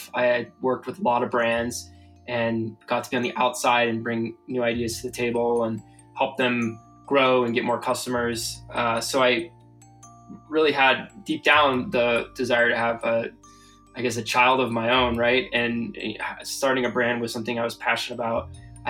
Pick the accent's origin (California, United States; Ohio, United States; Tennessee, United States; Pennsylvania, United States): California, United States; San Diego; moved away as an adult; also born or lived in Santa Barbara, California; now in Colorado, United States; I grew up in California. I grew up in San Diego and spent my childhood and major first part of my life there until I was 18